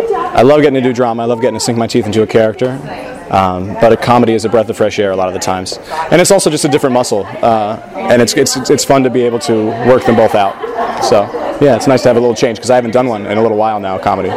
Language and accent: English; Las Vegas, Nevada, United States; also born or lived in Santa Clara; now in Irvine, United States; I'm a first-year MFA actor here. I'm originally from Las Vegas, Nevada.